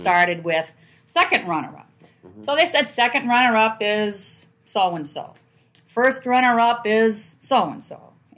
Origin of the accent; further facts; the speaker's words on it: Manchester, New Hampshire, United States; I grew up in Manchester